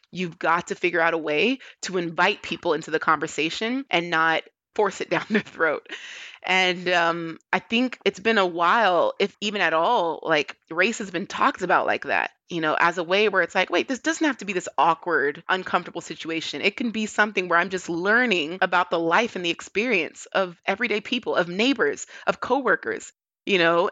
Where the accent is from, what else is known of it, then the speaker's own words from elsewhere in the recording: Hayward, California, United States; moved away; my home city. where I grew up in Hayward, California.